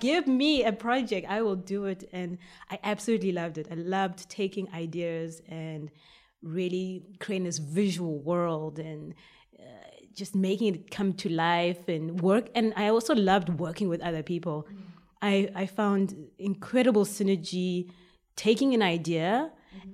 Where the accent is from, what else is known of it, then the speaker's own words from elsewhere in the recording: Port Elizabeth, Eastern Cape, South Africa; moved away as an adult; now in Belgium; I was born in South Africa, Port Elizabeth